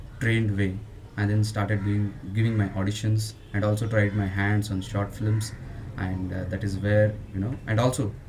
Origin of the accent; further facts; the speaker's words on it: Bangalore, Karnataka, India; I'm from Bangalore.